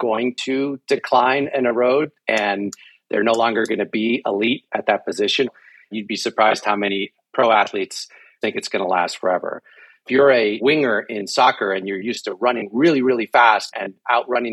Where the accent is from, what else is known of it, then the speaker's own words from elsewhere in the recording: Mexico; moved away; I grew up in Mexico